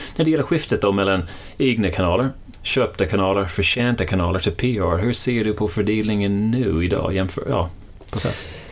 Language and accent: Swedish; Ireland; now in Sweden; det är där jag kommer ifrån